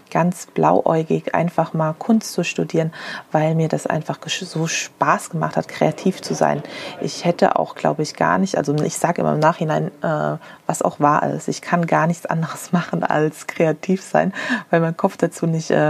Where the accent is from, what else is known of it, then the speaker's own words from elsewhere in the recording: Frankfurt, Hesse, Germany; now in Berlin, Germany; Ich komme aus Frankfurt ursprünglich und konnte mich einfach nicht äh, in Berlin die, die guten Nähsachen kaufen.